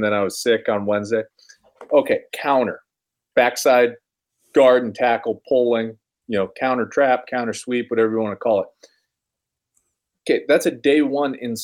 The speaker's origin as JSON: {"language": "English", "town": "Omaha", "region": "Nebraska", "country": "United States", "said": "I am from Omaha"}